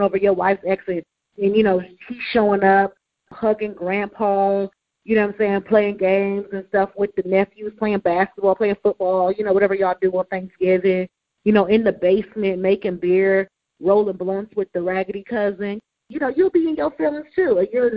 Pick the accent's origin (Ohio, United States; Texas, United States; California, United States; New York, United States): Ohio, United States; Cleveland; moved away; My family, we're from Cleveland. My daddy grew up in Cleveland, okay? We grew up in Cleveland.